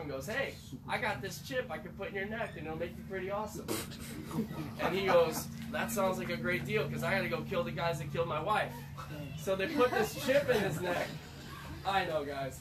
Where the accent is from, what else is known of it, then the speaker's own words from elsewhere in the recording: Syracuse, New York, United States; also born or lived in Chicago; I'm from New York, they're like, uh, so Manhattan or Brooklyn, no Syracuse